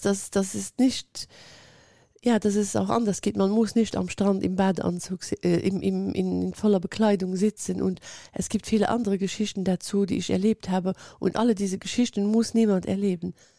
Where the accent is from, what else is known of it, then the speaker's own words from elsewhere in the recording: Luxembourg; ich lebe in Luxemburg